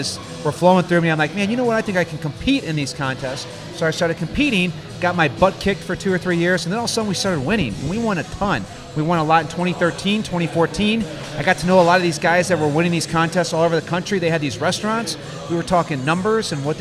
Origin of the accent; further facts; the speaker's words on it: St. Louis, Missouri, United States; moved away as an adult; also born or lived in San Ramon, California; I was originally born and raised in this city on the eastern side of Missouri called St. Louis